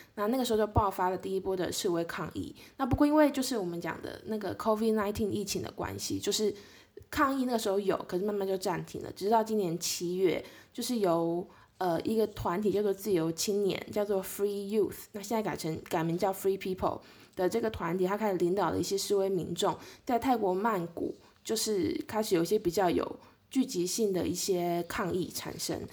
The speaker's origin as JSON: {"language": "Chinese", "country": "Taiwan", "said": "我们台湾那边"}